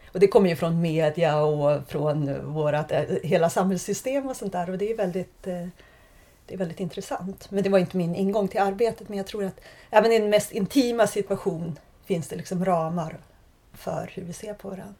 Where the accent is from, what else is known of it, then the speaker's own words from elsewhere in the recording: Sweden; moved away as an adult; also born or lived in Prague; jag valde bort mitt hemland